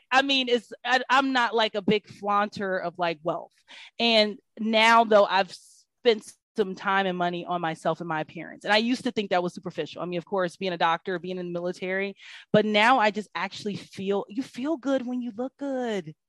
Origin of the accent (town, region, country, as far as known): Kansas City, Missouri, United States; now in Atlanta, United States